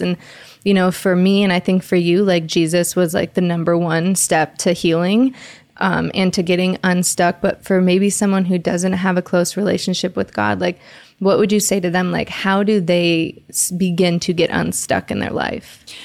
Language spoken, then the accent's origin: English; Detroit, Michigan, United States; I'm from Detroit